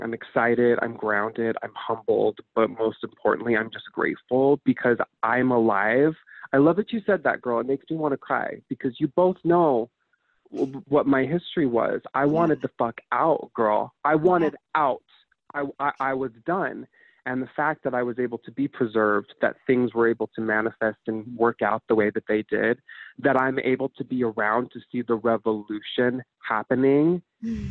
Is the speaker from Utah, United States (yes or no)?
yes; Utah, United States; growing up in Utah was such a clusterfuck